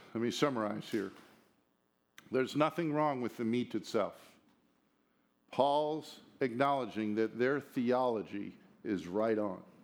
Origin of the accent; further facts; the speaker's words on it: United States; as an American citizen